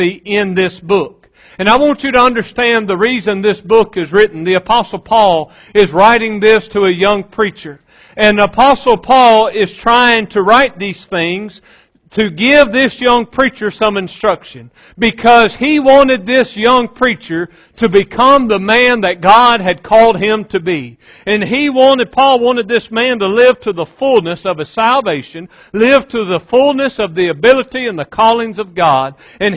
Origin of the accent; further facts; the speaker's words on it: West Monroe, Louisiana, United States; growing up in West Monroe, Louisiana, like any other 15, 16-year-old boy